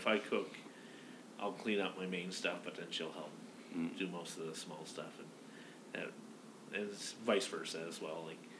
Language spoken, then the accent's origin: English; outside of Halifax, Nova Scotia, Canada; moved away; Outside of Halifax, but then I lived in Halifax for a bit